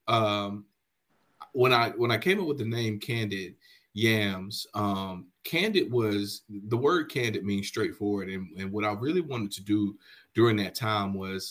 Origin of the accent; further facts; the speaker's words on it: High Point, North Carolina, United States; in my hometown, man, of High Point, North Carolina, I grew up playing sports just like any regular person.